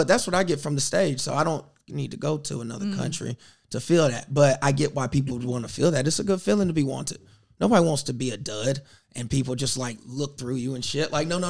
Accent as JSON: {"language": "English", "region": "the South", "country": "United States", "tie": "born or raised there", "said": "I grew up in the South. I was the only black kid in most of my classes."}